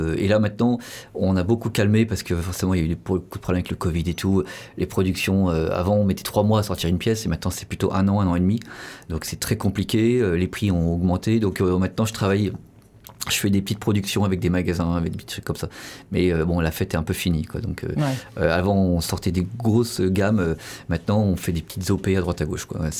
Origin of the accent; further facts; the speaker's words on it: Paris, Île-de-France, France; je suis de Paris, j'étais du des cités du 19e